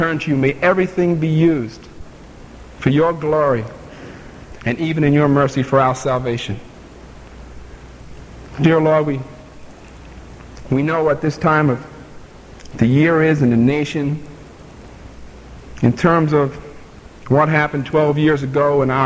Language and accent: English; New York City, New York, United States; moved away; also born or lived in Montreat, North Carolina; I'm from New York City.